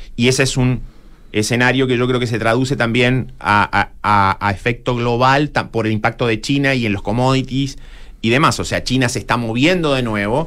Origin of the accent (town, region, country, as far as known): Chile